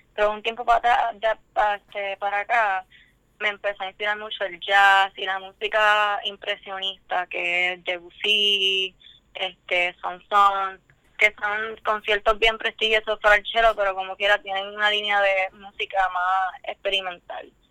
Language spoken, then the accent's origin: Spanish; Humacao, Puerto Rico; now in San Juan, Puerto Rico; estoy en Atorrey, San Juan ahora mismo. Pero originalmente soy de Humacao